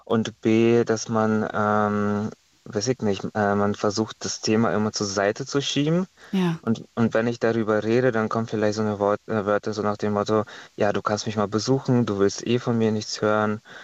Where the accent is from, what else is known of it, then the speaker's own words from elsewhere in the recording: Estonia; now in Germany; ich komme ja ursprünglich aus Estland